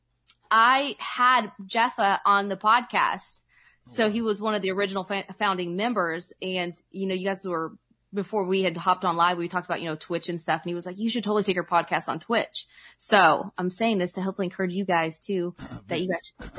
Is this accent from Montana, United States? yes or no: no; Oklahoma, United States; I'm from Oklahoma and we're a little bit behind the times here